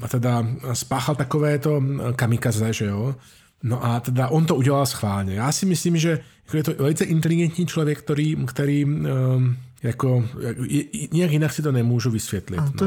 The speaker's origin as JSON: {"language": "Slovak", "country": "Slovakia", "moved": "yes", "lives_now": "Germany"}